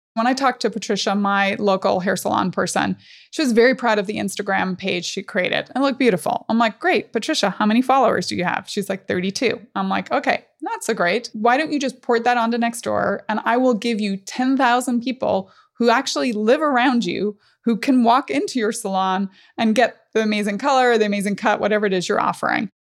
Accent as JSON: {"language": "English", "region": "Northern Ireland", "country": "United Kingdom", "tie": "born or raised there", "said": "growing up in Northern Ireland"}